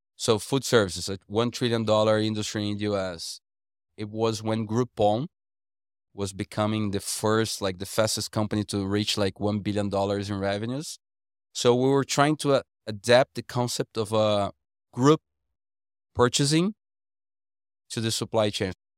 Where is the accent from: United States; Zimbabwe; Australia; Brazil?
Brazil; coming back to Brazil